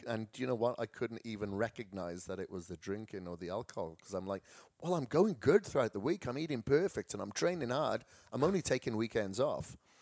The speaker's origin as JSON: {"language": "English", "region": "Wales", "country": "United Kingdom", "moved": "yes", "said": "I come from Wales"}